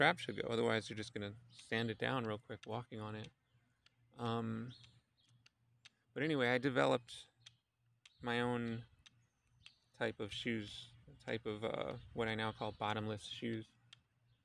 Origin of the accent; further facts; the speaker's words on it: Philadelphia, Pennsylvania, United States; the house that I grew up in Philadelphia